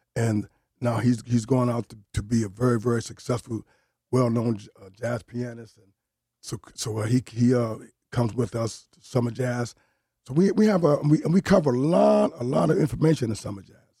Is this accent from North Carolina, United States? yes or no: no; New Haven, Connecticut, United States; moved away; also born or lived in Bronx, New York; I was born and raised in New Haven, but I lived thirty-something years in the, in the, in the Bronx